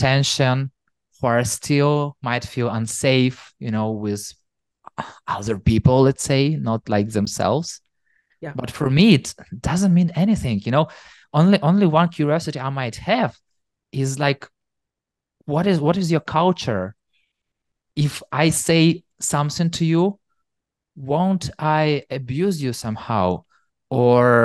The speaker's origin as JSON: {"language": "English", "country": "Ukraine", "tie": "born or raised there", "also_born_or_lived": "Kyiv", "said": "growing up in Ukraine, where there is not a super diverse audience"}